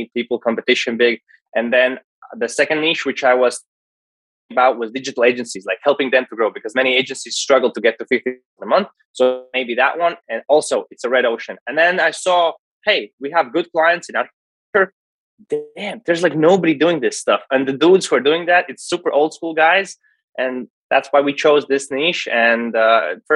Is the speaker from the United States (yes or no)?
no; Latvia; I'm from Latvia, a small market locally.